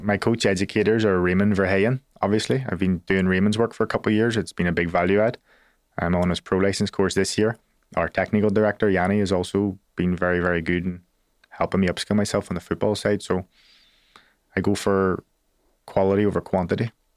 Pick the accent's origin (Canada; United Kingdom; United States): United Kingdom; Belfast, Northern Ireland; I'm a kid from Belfast.